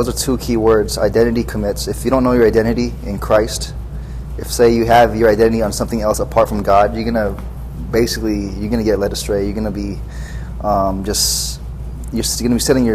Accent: Orange County, California, United States; I'm from Orange County, California.

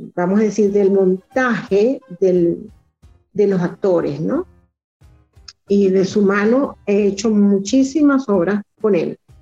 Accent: Venezuela; como venezolano

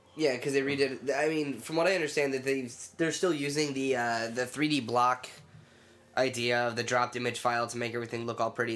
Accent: United States; I'm an American

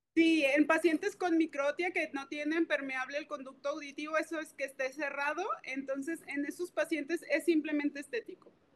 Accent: Guadalajara, Jalisco, Mexico; yo soy de Guadalajara

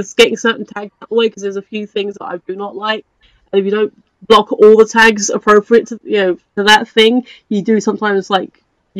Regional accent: United Kingdom; we're British.

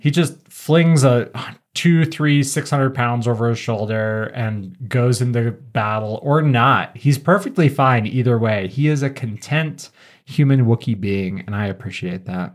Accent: Southwest Colorado, United States; my family, we grew up in Southwest Colorado

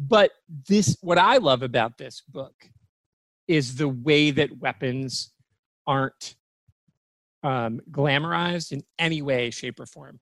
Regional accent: Michigan, United States; now in Florida, United States; my home state of Michigan

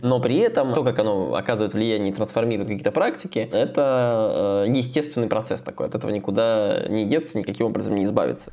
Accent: Kostroma, Kostroma Oblast, Russia; в Костроме, стране, вот в моем родном городе

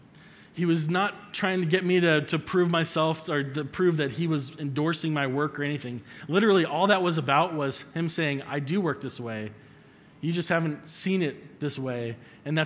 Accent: Colorado, United States; I'm from Colorado

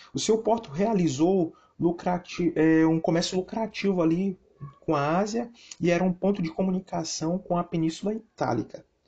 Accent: São Luís, Maranhão, Brazil; Eu sou da cidade de São Luís do Maranhão e me congrego nas Assembleias de Deus, em São Luís.

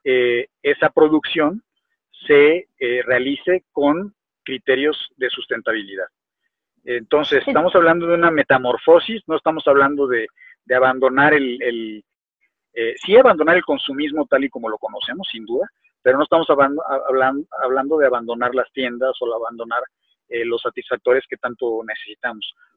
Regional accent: Mexico; México, en mi país

